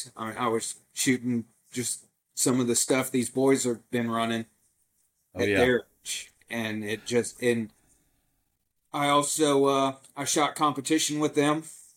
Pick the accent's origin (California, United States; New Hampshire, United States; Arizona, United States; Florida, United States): Florida, United States; Tampa; I grew up in Tampa